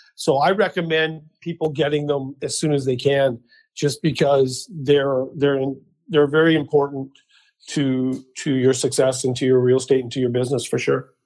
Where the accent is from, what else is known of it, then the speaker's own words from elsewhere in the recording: Mission, British Columbia, Canada; also born or lived in Abbotsford; I was born and raised in Mission, BC